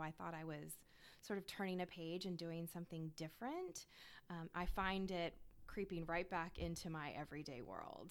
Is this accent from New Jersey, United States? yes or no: no; Tampa, Florida, United States; also born or lived in North Carolina / Washington D.C.; I'm actually originally from Tampa, Florida. So mm-hmm. I am a lifelong Florida girl